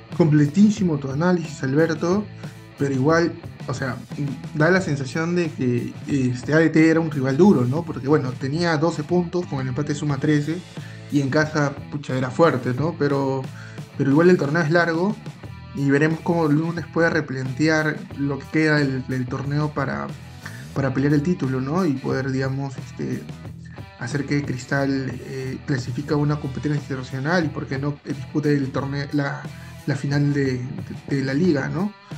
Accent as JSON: {"language": "Spanish", "country": "Peru", "said": "somos los peruanos"}